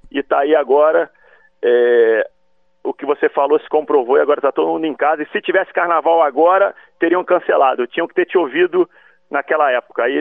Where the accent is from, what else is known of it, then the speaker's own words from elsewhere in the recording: Rio de Janeiro, Brazil; que também sou carioca.